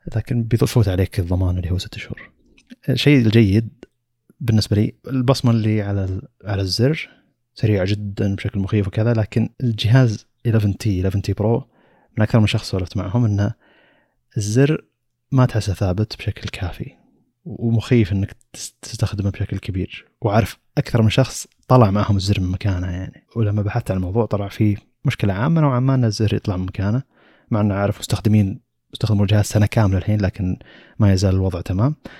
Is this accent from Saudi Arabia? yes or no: yes; Saudi Arabia; عندنا بالسعودية